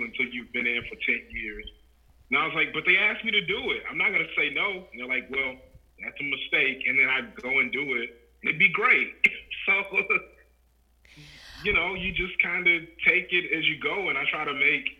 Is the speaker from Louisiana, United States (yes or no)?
yes; Louisiana, United States; moved away as an adult; now in Des Moines, United States; I'm originally from Louisiana